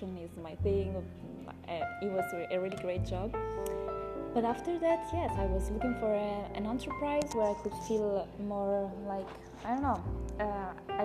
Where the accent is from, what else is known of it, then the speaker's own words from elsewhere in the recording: Sardinia, Italy; English is a second language; moved away as an adult; also born or lived in Spain / Canary Islands; now in Playa del Carmen, Mexico; I was born in Sardinia, it's an island in Italy